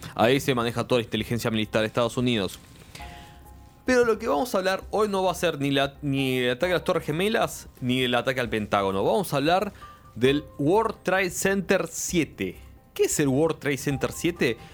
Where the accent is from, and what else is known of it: Argentina